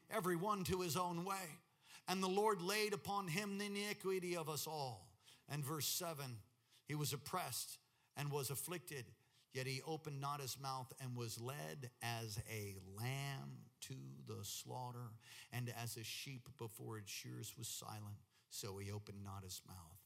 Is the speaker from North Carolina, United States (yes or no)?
no; New York, United States; moved away; I'm from New York, so if I start talking fast, you'll understand